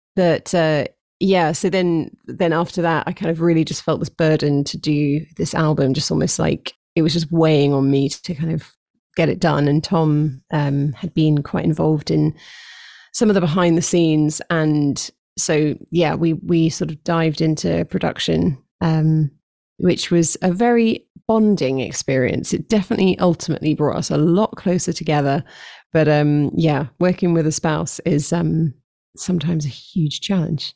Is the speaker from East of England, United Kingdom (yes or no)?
no; London, United Kingdom; moved away as an adult; I've been in London my whole life